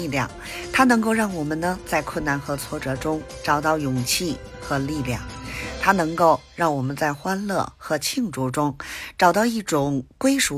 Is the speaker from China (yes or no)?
yes; Beijing, China; 咱们下期节目再